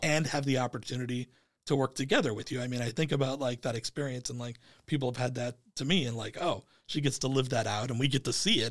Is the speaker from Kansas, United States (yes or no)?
no; Phoenix, Arizona, United States; Harkins has been my brand that I've always gone to growing up in East Phoenix